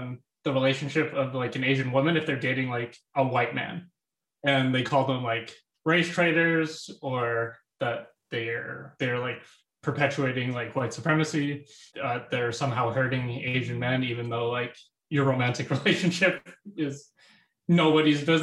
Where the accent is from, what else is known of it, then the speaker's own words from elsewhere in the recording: Calgary, Alberta, Canada; I grew up in Calgary, Alberta.